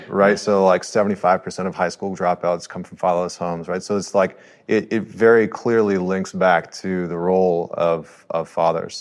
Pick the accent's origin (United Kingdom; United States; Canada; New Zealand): Canada; I'm a Canadian